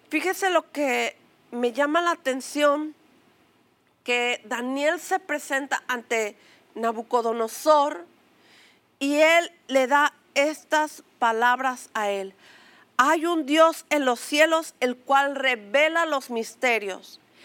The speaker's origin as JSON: {"language": "Spanish", "country": "Mexico", "said": "una palabra que acostumbramos a decir como mexicanos, a pechugar"}